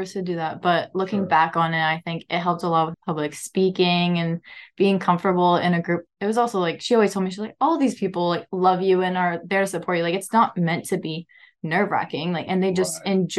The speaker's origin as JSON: {"language": "English", "town": "Campbellville", "region": "Ontario", "country": "Canada", "moved": "as an adult", "lives_now": "Lamoni, United States", "said": "Ontario, Canada, specifically Campbellville. It's a very small town."}